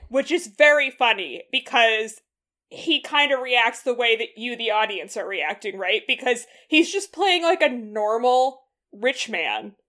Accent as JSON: {"language": "English", "region": "New England", "country": "United States", "tie": "born or raised there", "said": "I just grew up in like the waspy suburbs in New England"}